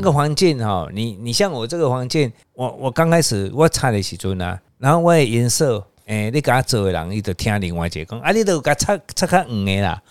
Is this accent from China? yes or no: no; Taiwan; 我是台湾人